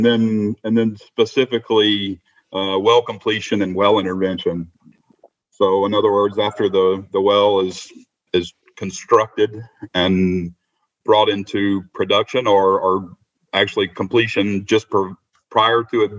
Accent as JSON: {"language": "English", "town": "Shreveport", "region": "Louisiana", "country": "United States", "tie": "born or raised there", "moved": "as an adult", "said": "Well, I started my career in where I grew up in Shreveport."}